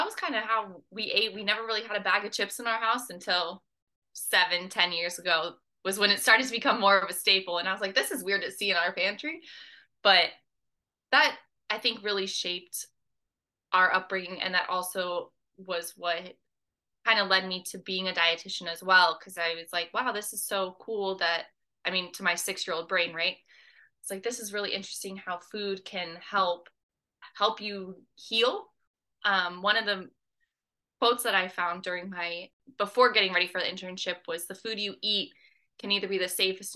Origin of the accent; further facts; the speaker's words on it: Kansas City, Kansas, United States; now in Jacksonville, United States; I grew up in Kansas City, on the Kansas side.